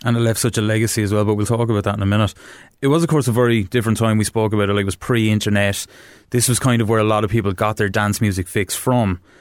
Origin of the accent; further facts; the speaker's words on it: Wexford, Leinster, Ireland; I'm from Wexford town